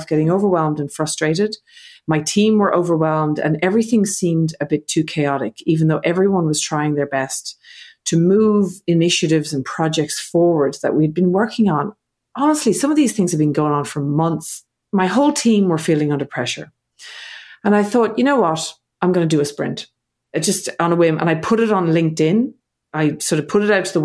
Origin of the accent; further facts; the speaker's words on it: Ireland; now in Australia; I'm living in Australia. I'm from Ireland.